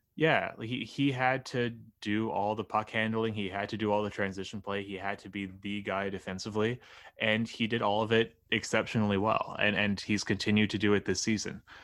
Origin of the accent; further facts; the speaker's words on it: Halifax, Nova Scotia, Canada; the Halifax Mooseheads, who are my hometown junior team